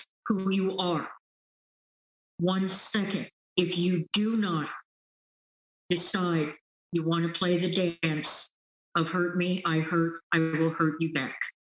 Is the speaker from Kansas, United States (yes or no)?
yes; Topeka, Kansas, United States; moved away; also born or lived in California; I grew up in Topeka, Kansas.